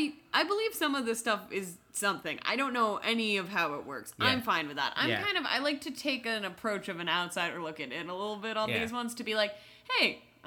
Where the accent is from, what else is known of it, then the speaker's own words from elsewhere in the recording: Northern California, United States; We're both from Northern California